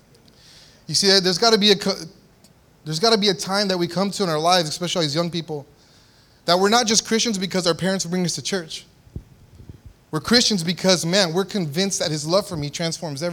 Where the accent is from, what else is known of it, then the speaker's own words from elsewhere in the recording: San Antonio, Texas, United States; I grew up in South Texas, San Antonio, Texas.